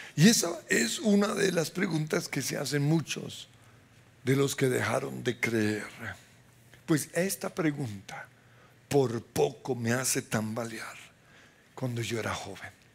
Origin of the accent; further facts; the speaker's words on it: Colombia; Somos chichas colombianos